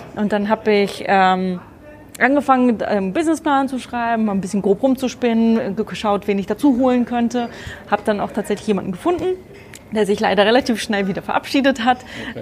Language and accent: German; Germany; moved away as an adult; now in Frankfurt, Germany; bin nicht gebürtige Frankfurterin, sondern eigentlich aus der Nähe von Bremen